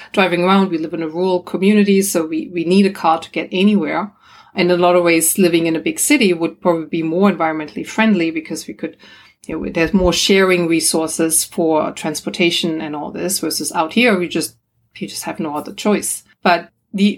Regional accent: Germany; moved away; also born or lived in Australia; I'm from Germany originally.

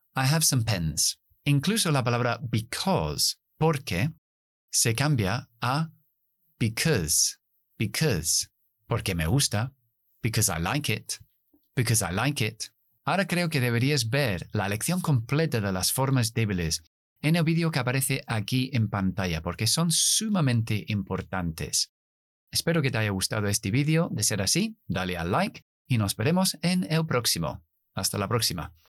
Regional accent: England, United Kingdom; accent: British; Spanish is a second language; Esto es el acento británico. Nosotros no pronunciamos las "-r", después de las vocales. Si yo fuera estadounidense, metería una R después de la última schwa

